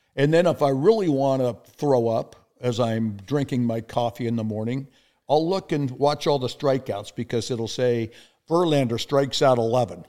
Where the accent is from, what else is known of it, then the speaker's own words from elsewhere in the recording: El Segundo, California, United States; moved away as an adult; now in Kansas City, United States; my hometown, El Segundo, California